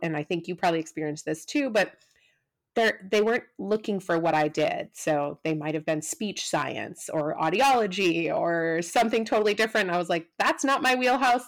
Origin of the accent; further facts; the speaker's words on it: Midwest, United States; moved away as an adult; also born or lived in Wisconsin / Cincinnati; now in San Diego, United States; I grew up in the Midwest